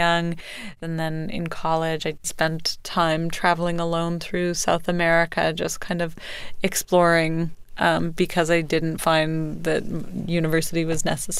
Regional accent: Canada; I'm from Canada.

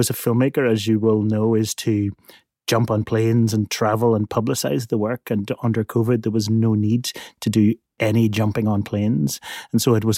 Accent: Belfast, Northern Ireland, United Kingdom; I grew up in Belfast in Northern Ireland

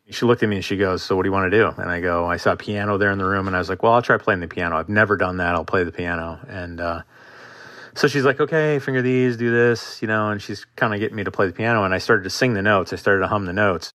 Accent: Marquette, Michigan, United States; moved away as an adult; I am from Marquette, Michigan, originally in the Upper Peninsula of Michigan. Absolutely a gorgeous place to grow up.

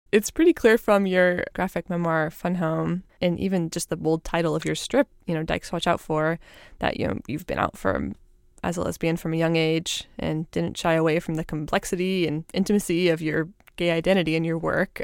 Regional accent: Northern California, United States; now in Minneapolis, United States; I was a teenager growing up in Northern California

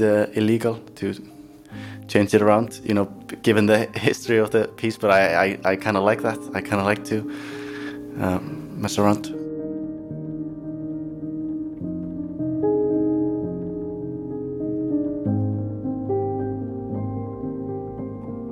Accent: Iceland; we're Irish and Norwegian or Norse. And that's the difference between Icelandic people and, for example, maybe Norwegians or Finland.

